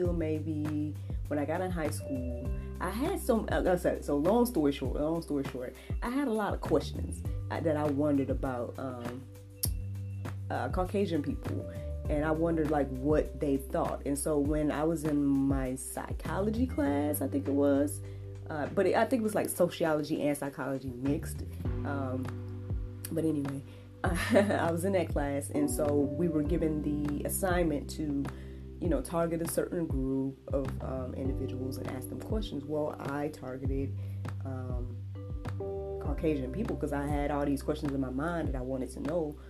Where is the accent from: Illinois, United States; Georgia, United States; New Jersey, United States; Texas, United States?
Georgia, United States; Jackson; I grew up here in Georgia